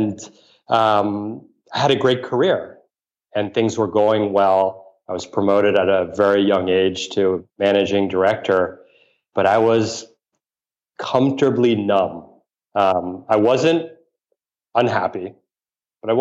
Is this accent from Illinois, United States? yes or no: no; New York City, New York, United States; I grew up in New York City